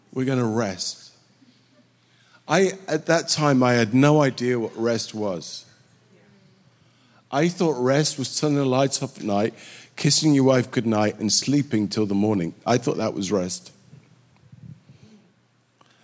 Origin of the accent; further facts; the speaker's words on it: England, United Kingdom; moved away as an adult; also born or lived in Southern California / Ghana / Sweden / South Carolina; now in Sweden / South Carolina, United States; I was brought up in England